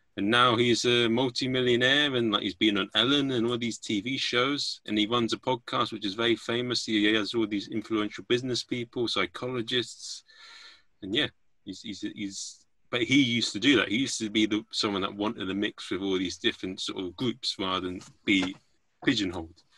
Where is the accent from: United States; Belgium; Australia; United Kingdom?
United Kingdom; England; I'm an Englishman.